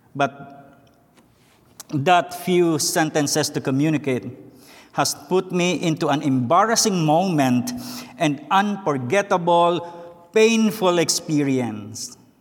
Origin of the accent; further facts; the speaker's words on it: Philippines; English is a second language; moved away as an adult; now in United States; I was born and raised in the Philippines